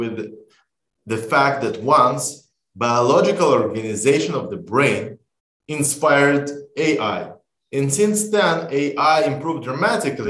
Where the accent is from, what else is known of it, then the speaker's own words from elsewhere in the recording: Israel; We are from Israel